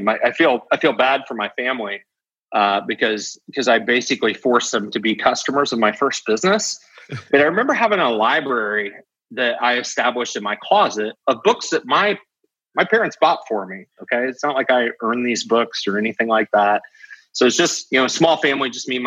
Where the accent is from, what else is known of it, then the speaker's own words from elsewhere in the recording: Topeka, Kansas, United States; we grew up in Topeka